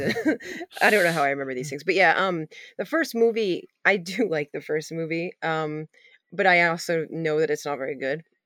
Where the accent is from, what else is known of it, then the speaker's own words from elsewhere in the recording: Maine, United States; I'm not from Maine or origin-, originally, but, uh, I grew up here